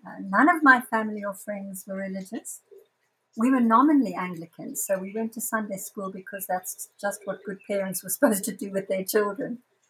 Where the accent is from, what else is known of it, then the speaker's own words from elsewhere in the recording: Zambia; now in Johannesburg, South Africa; I live in South Africa, in Johannesburg, although I was born in Zambia, but I've lived here most of my adult life.